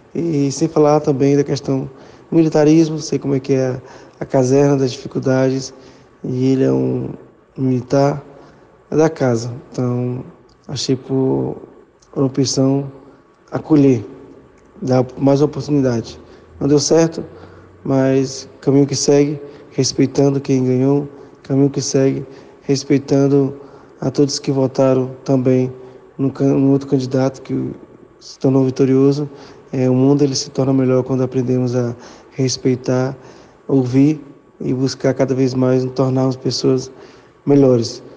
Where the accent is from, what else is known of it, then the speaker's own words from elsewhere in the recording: Acre, Brazil; sou filho da terra aqui de, do estado do Acre